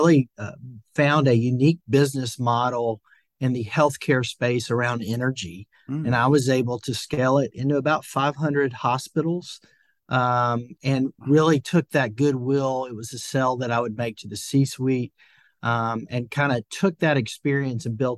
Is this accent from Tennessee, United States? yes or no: yes; Franklin, Tennessee, United States; now in Nashville, United States; I'm from a town just south of Nashville, Franklin, Tennessee